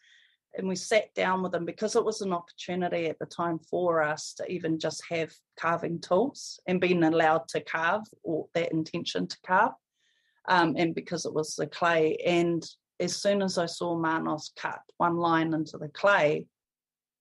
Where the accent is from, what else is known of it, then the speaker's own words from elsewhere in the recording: Porirua, Wellington, New Zealand; I was born and raised in Porirua in Cannons Creek